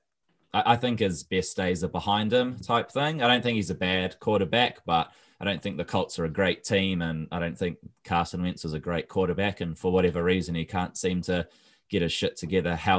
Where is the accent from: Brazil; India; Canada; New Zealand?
New Zealand; I'm from New Zealand